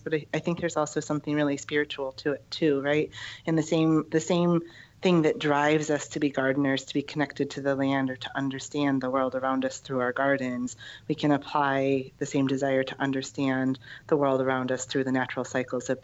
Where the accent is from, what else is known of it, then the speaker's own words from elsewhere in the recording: upstate New York, United States; moved away as an adult; now in Arizona, United States; I grew up on the East Coast in upstate New York, and moving to Arizona